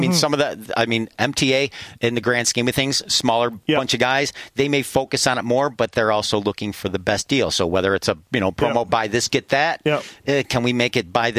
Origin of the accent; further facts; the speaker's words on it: Buffalo, New York, United States; Yeah, the Horsehead, Zor Valley. I don't know if anybody remembers Zor Valley. Zor Valley was like the big... motocross track back in Western New York.